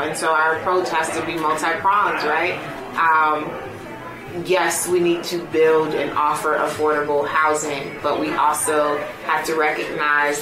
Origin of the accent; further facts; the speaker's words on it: Chicago, Illinois, United States; moved away; And I am originally from Chicago. So I went home. That's where my family is